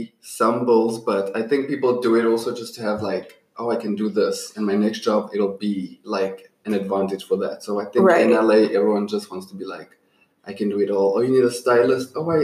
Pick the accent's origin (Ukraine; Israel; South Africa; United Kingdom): South Africa; Johannesburg, Gauteng; moved away as an adult; now in United States; I am from Johannesburg, South Africa